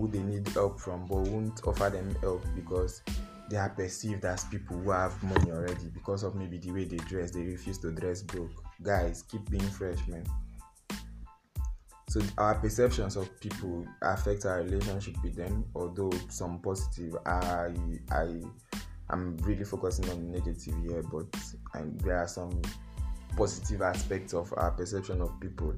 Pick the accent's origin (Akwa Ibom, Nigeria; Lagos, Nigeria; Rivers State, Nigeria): Rivers State, Nigeria; Niger Delta; you are from the south, you are from River State